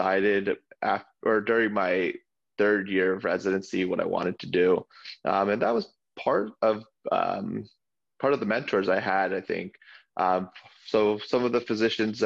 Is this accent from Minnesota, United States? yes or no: no; New Jersey, United States; I grew up in Jersey